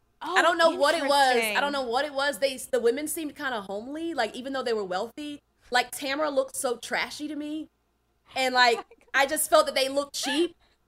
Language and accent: English; the South, United States; now in California, United States; I live in California. I'm from the South and I've always been drawn to the West Coast.